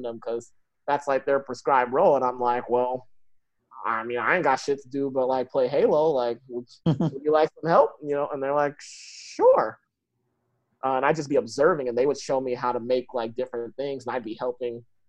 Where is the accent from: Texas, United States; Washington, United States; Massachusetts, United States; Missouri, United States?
Washington, United States; Seattle; I grew up in Beacon Hill